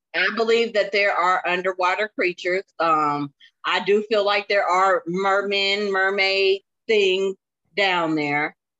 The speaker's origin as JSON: {"language": "English", "town": "Springfield", "region": "Illinois", "country": "United States", "said": "I'm from Springfield, okay? I'm about three hours south of Chicago"}